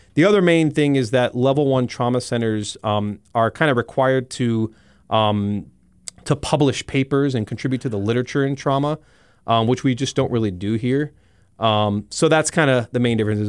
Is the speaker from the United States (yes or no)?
yes; South Florida, United States; moved away as an adult; also born or lived in Iowa City, Iowa; now in Rapid City, United States; I'm originally from South Florida